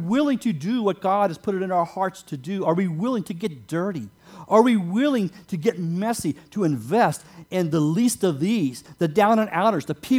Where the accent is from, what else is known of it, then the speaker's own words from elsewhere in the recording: West Virginia, United States; moved away as an adult; also born or lived in Wisconsin; I grew up in West Virginia, no running water or indoor plumbing until I moved to Wisconsin in 1976.